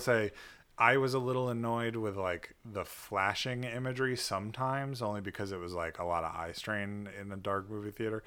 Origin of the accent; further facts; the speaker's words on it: United States; an American who is not a Buddhist